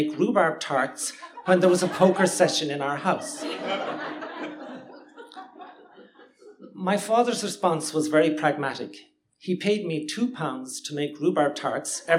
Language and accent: English; Limerick, Munster, Ireland; now in Cork, Ireland; Growing up in Limerick in the 1970s